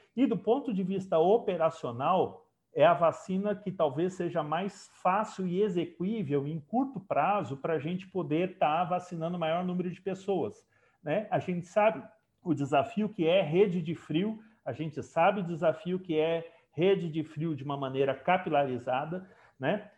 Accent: Brazil; enquanto brasileiro, enquanto né, parte aqui do, do Estado de São Paulo

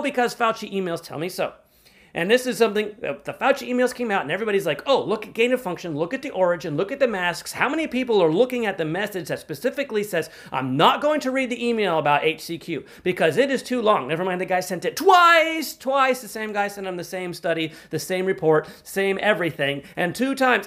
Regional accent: United States; as an American

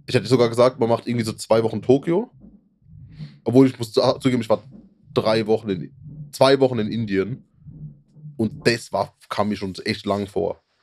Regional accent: Germany; als Deutscher

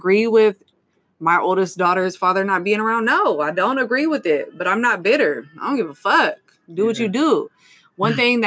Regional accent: Stockton, California, United States; I was raised on Waterloo Road on the east side

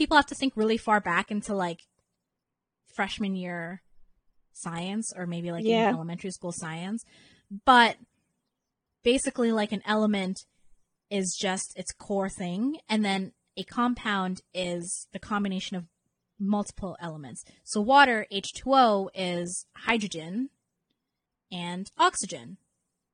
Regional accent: Canada; accent: Canadian; my Canadian accent

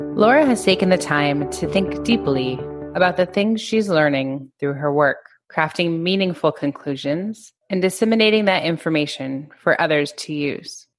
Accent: United States; I'm an American Jew.

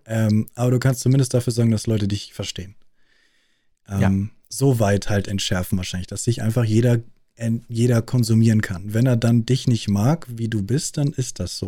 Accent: Munich, Bavaria, Germany; accent: Munich; in München, äh, Großstadt München, wächst du auf und du redest nicht wirklich bayerisch, du redest münchnerisch

